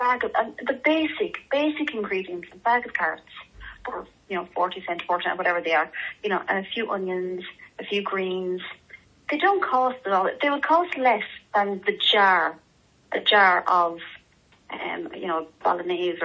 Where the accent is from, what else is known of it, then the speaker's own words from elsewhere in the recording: Ireland; we're Irish